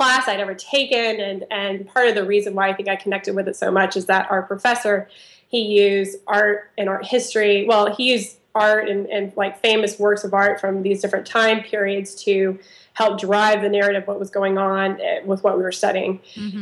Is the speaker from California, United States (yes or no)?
no; Auburn, Alabama, United States; I grew up actually in Auburn, Alabama